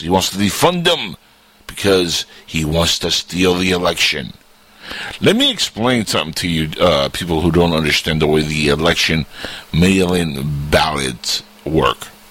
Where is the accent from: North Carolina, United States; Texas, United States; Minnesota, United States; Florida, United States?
Florida, United States; Florida, my hometown.